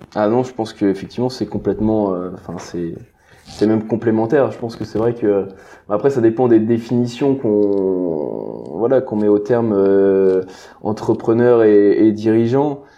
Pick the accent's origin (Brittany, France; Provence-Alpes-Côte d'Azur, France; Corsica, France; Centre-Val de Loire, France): Brittany, France; je suis originaire de, de Bretagne